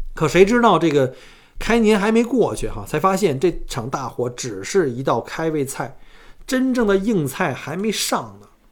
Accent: China; now in Australia; 我们中国人都很规矩啊

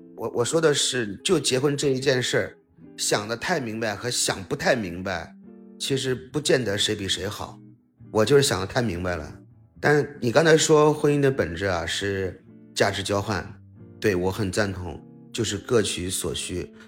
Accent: Tianjin, China; 其实我就是天津人，我，我祖籍在天津

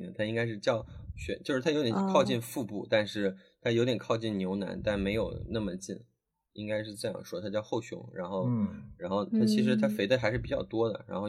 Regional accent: China; 就是我们中国人民生活水平上来之后，然后在全世界真的就在抢抢各种各样的资源吃

